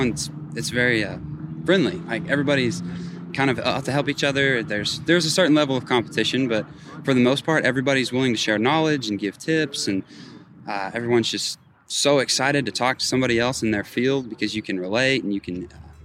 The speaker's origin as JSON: {"language": "English", "town": "Tuttle", "region": "Oklahoma", "country": "United States", "said": "I'm from Tuttle, Oklahoma. I go to OSHOKC. I'm a freshman there, actually"}